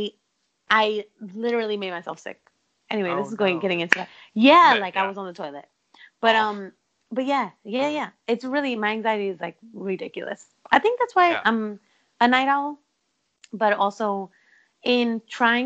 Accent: New York City, New York, United States; I'm from Brooklyn.

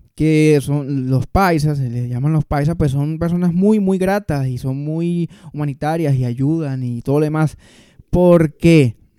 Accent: Venezuela; moved away; soy venezolano

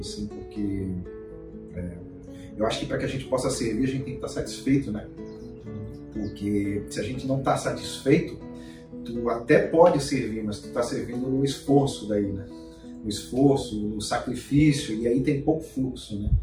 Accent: Florianópolis, Santa Catarina, Brazil; eu sou manezinho aqui da ilha

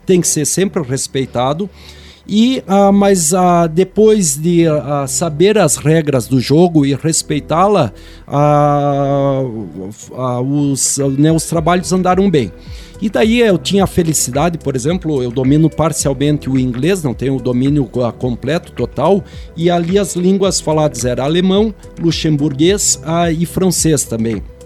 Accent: Brazil; nós Sim. brasileiros, que a gente é muito aberto

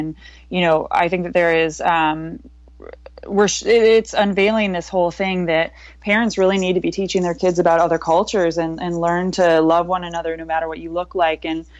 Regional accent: outside of Detroit, Michigan, United States; I was raised outside of Detroit

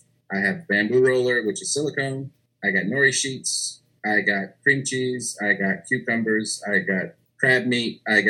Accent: Louisiana, United States; But I'm a Cajun. So I had Cajun knives, Cajun tools, Cajun utensils, Cajun accessories.

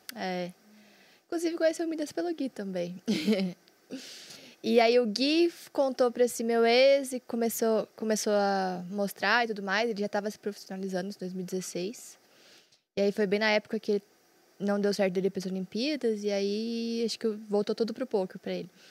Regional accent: Londrina, Paraná, Brazil; Eu sou de Londrina, Paraná, tenho 27 anos

